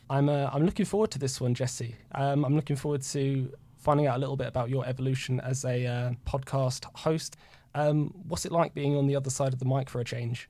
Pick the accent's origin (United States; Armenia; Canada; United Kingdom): United Kingdom; being the Brit